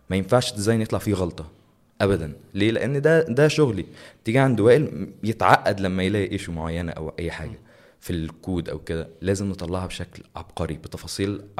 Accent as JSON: {"language": "Arabic", "country": "Egypt"}